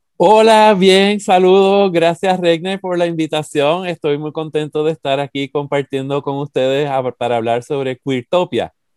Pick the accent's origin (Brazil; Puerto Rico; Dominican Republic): Puerto Rico; San Juan; now in United States; Miramar, que es el barrio de donde yo soy